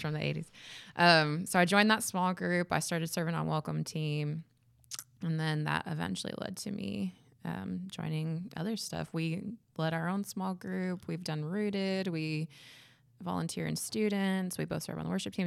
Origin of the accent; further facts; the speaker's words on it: Midwest, United States; I was raised in the Midwest Church of Christ